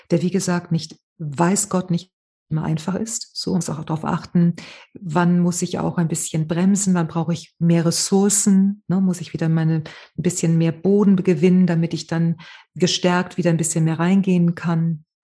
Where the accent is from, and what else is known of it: Spain